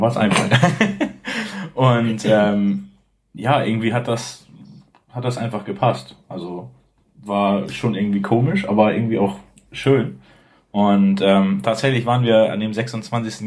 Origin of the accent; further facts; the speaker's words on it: Bad Oldesloe, Schleswig-Holstein, Germany; also born or lived in Hamburg; ich ähm, lebe eigentlich schon mein ganzes Leben in Bad Oldesloe, das ist zwischen Lübeck und Hamburg, relativ in der Mitte.